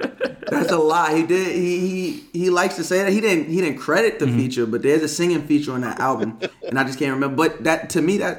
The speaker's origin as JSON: {"language": "English", "region": "New York", "country": "United States", "said": "I'm also from New York"}